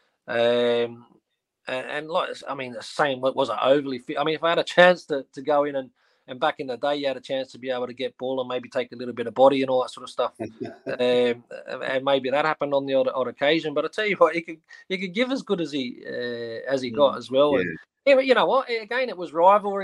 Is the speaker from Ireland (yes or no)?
no; Australia; moved away; also born or lived in Scotland; as an Aussie growing up